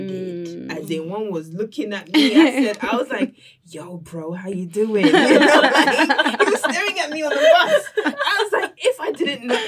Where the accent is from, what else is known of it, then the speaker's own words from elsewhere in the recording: England, United Kingdom; now in China; I'm from England.